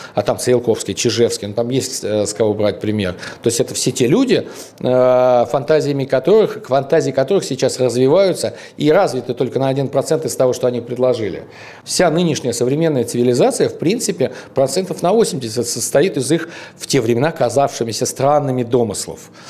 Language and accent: Russian; Tushino, Moscow, Russia; мы из Тушина